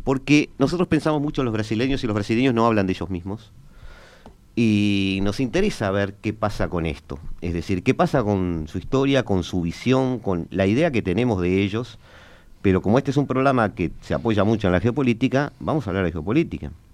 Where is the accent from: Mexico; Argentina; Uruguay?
Uruguay; como uruguayo